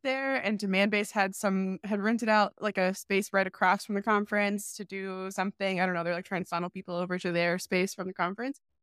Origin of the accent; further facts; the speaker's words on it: Charlotte, North Carolina, United States; moved away as an adult; also born or lived in Raleigh; now in New York, United States; I was born and raised in Charlotte